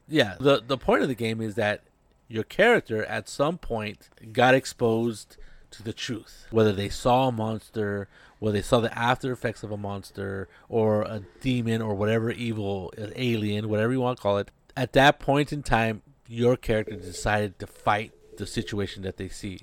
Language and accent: English; United States; in a mall in my hometown, Las Salinas